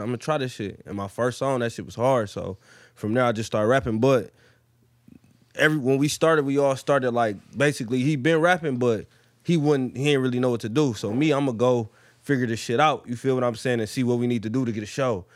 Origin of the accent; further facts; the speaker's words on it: Detroit, Michigan, United States; I'm from Detroit, born and raised. Plymouth, Plymouth Road, West Side